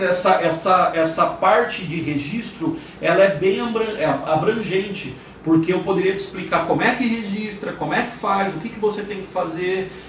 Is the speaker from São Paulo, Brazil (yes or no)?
yes; São Paulo, Brazil; Eu sou de São Paulo, meu escritório é de São Paulo